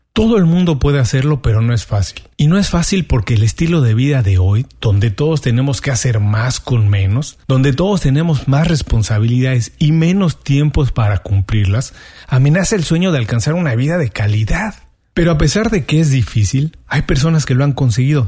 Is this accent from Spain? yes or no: no; Mexico; moved away as an adult; now in Miami, United States; soy mexicano y tengo 12 años viviendo en Miami. En México trabajaba